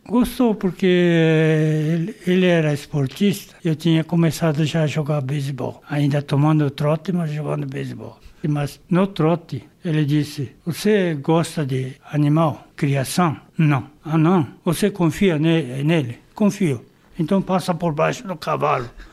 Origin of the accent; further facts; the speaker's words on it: São Paulo, Brazil; Nasci em Pirituba